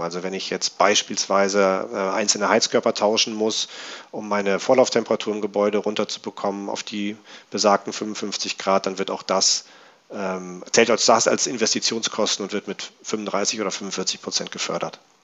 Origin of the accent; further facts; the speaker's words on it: North Rhine-Westphalia, Germany; now in Berlin, Germany; ich komme ähm, eigentlich aus Nordrhein-Westfalen